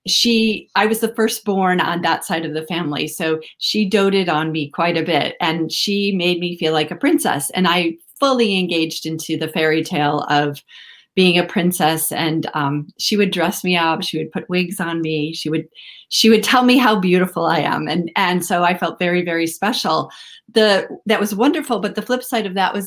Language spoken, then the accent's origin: English; Midwest, United States; moved away as an adult; also born or lived in California; I grew up in the Midwest in the United States